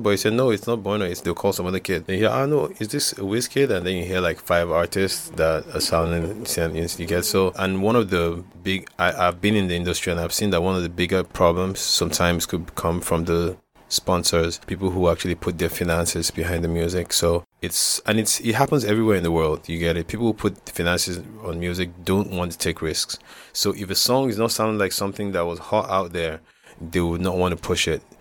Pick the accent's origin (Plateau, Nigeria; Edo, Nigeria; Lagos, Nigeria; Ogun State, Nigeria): Plateau, Nigeria; Jos; growing up in Jocelyn, the most, was the most beautiful thing.